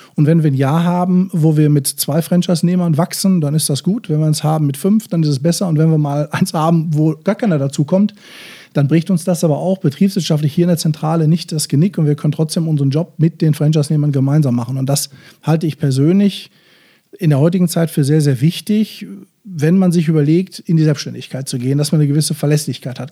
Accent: Bochum, North Rhine-Westphalia, Germany; als Bochumer Junge, der ich nun mal bin

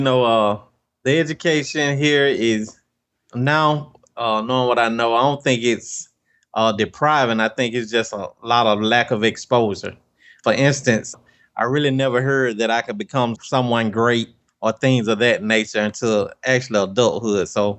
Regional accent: Albany, Georgia, United States; born or raised there

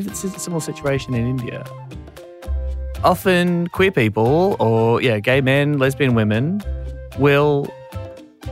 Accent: Warrnambool, Victoria, Australia; also born or lived in Ballarat; I grew up in Warrnambool in country Victoria

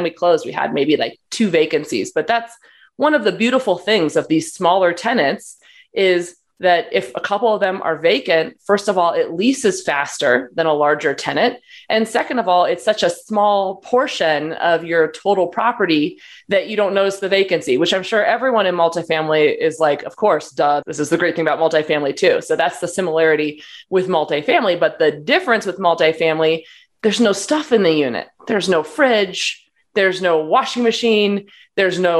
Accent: Portland, Oregon, United States; moved away; also born or lived in Los Angeles, California; My family's from Portland. I'm from Portland, Oregon.

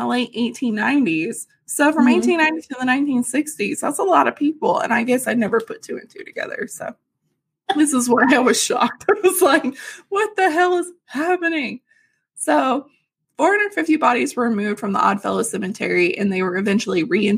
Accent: Arkansas, United States; we grew up in Arkansas

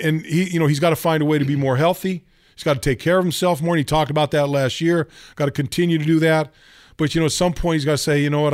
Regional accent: Northern California, United States; moved away as an adult; I grew up in Northern California.

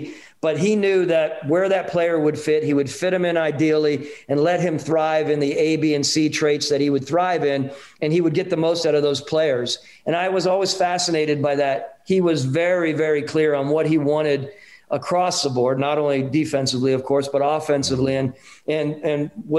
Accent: United States; I'm not Canadian. I make that very clear. I have some wonderful friends who are Canadian, but I am a proud, proud American.

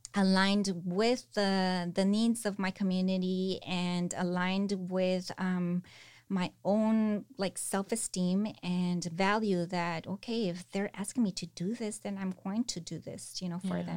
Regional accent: Salinas, California, United States; moved away as an adult; also born or lived in San Cristóbal de las Casas, Chiapas, Mexico; I was born and raised here in Salinas, born and raised going to the fields with my parents

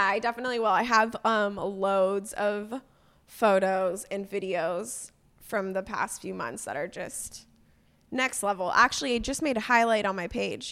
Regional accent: Agoura Hills, California, United States; now in Portland, United States; I grew up in California, in Agora Hills. It's a small, uh, suburb of L

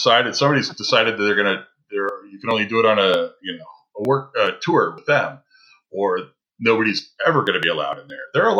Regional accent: Midwest, United States; Well, growing up in the Midwest, and dealing with that kind of snow and that horrible traction snow back there

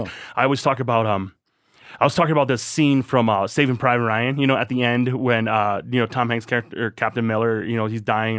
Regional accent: Thailand; born there; I'm not considered a citizen of Thailand, you know, but I was born in Thailand. So I am.

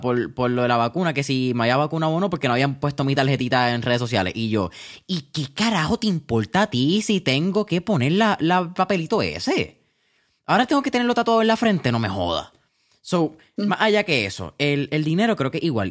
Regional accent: Puerto Rico; nosotros quizás como puertorriqueños tenemos una, ah, una cultura bastante interesante

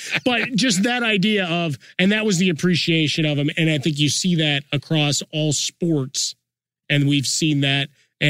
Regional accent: Chicago, Illinois, United States; I grew up in Chicago, Bears fan, Bulls fan, everything but the Cubs. And South Side

